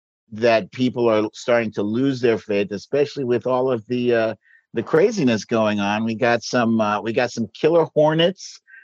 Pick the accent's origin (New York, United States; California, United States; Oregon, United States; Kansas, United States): New York, United States; New York City; now in Brooklyn, United States; originally I'm from Washington Heights in Manhattan at the very northern tip of Manhattan, right before you hit the Bronx.